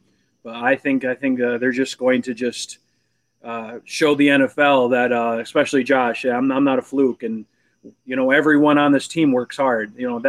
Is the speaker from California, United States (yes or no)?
no; Elmira, New York, United States; now in Charlotte area, North Carolina, United States; I'm originally from the Elmira, Corning area, repping the 607.